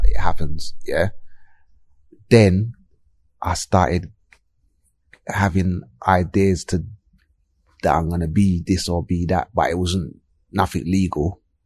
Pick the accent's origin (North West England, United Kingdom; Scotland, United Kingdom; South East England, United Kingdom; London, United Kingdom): London, United Kingdom; I grew up in South London, uh, Clapham